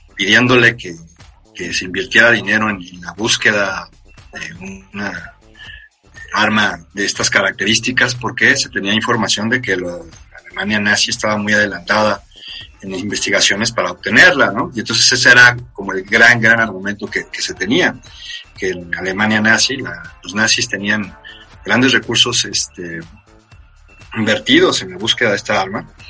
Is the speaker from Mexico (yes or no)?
yes; Mexico; como mexicano o que nació de este lado del charco